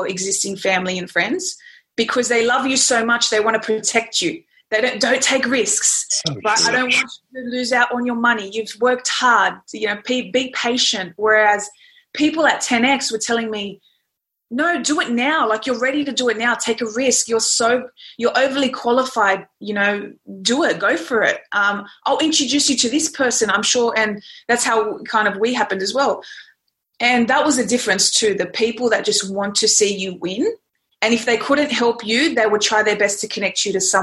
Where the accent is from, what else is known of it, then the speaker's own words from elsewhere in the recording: Sydney, New South Wales, Australia; I was born in Sydney, Australia, very loving family.